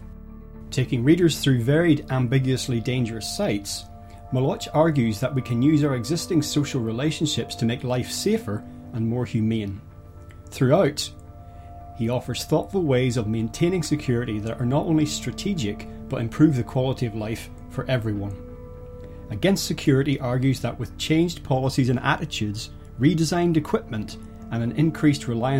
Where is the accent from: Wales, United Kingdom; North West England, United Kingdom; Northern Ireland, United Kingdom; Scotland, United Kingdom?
Northern Ireland, United Kingdom; I grew up in Northern Ireland, which was a really quite violent place throughout the 70s and most of the 80s